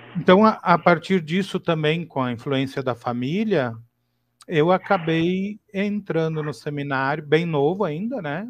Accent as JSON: {"language": "Portuguese", "town": "Torres", "region": "Rio Grande do Sul", "country": "Brazil", "tie": "born or raised there", "said": "eu sou aqui do Rio Grande do Sul, né? Eu nasci na cidade de Torres"}